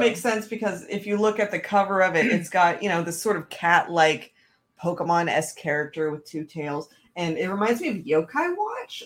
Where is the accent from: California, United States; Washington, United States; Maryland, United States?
Washington, United States; I'm from Washington